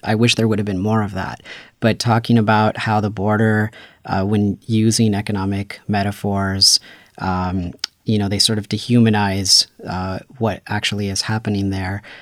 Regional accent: Paramount, California, United States; I grew up in Los Angeles. I'm from the city of Paramount

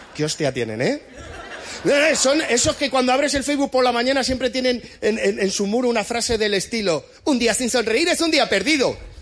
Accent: Madrid, Community of Madrid, Spain; tengo 36 años, soy de Madrid

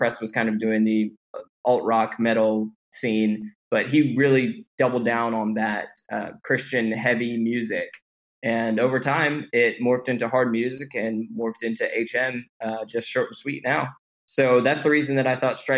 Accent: Houston, Texas, United States; I'm from Houston

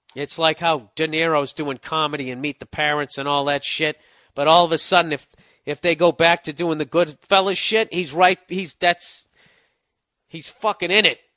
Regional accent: Boston, Massachusetts, United States; I'm from Boston

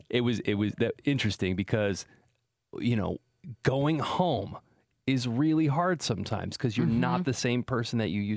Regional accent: Salinas, California, United States; born or raised there; moved away as an adult; now in San Francisco, United States

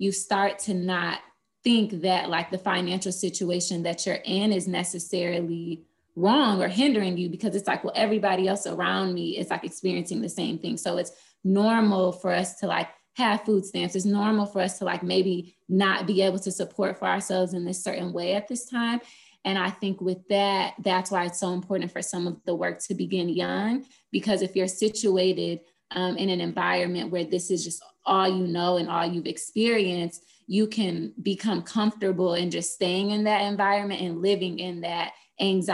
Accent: Flint, Michigan, United States; moved away as an adult; also born or lived in Boston, Massachusetts; now in Atlanta, United States; I'm originally from Flint, Michigan, but I went to Spelman College for undergrad here in Atlanta, Georgia

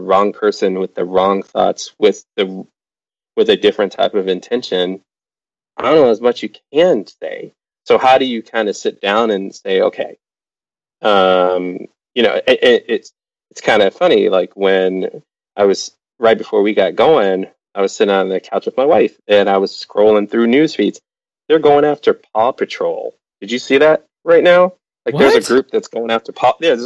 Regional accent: Chicago, Illinois, United States; moved away as an adult; now in Washington, D.C., United States; Growing up in the South of Chicago

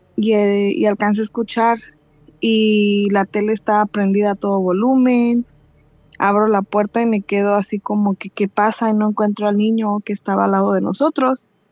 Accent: Mexico City, Mexico; now in California, United States; soy de la Ciudad de México, pero vivo acá para California

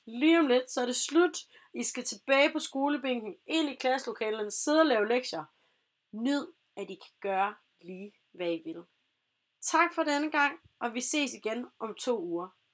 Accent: Vejle, Southern Denmark, Denmark; Jeg er personligt fra Vejle af

